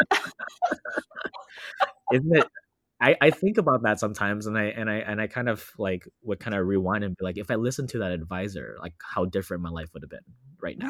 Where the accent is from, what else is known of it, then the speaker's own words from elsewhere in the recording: Los Angeles, California, United States; also born or lived in Orlando, Florida; I'm currently based in Los Angeles, California. I was born and raised here